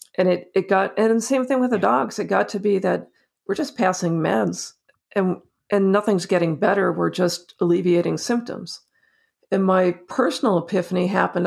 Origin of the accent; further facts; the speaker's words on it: New Jersey, United States; moved away; also born or lived in North Carolina; I grew up in New Jersey. I grew up on a dirt road in the country